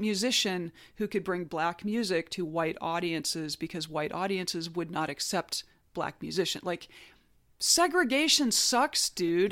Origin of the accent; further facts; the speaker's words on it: North Alabama, United States; I grew up in North Alabama